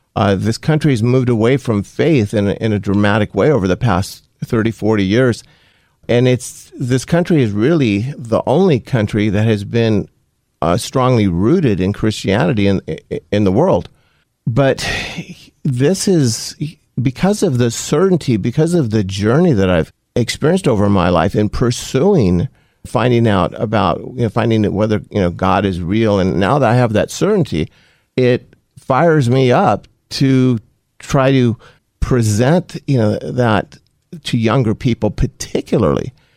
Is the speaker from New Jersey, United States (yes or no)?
no; Compton, California, United States; also born or lived in Los Angeles County; my childhood up until high school was in Compton, uh, California